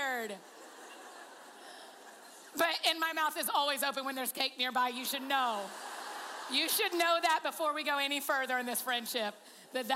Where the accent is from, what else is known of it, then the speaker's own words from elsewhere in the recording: Georgia, United States; I'm from Georgia and that's what we